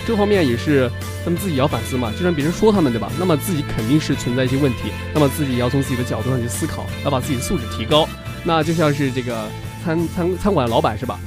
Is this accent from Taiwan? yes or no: no; Henan, China; 我是河南人